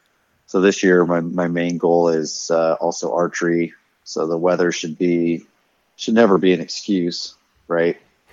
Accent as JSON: {"language": "English", "town": "Paxton", "region": "Nebraska", "country": "United States", "said": "But I'm from Paxton."}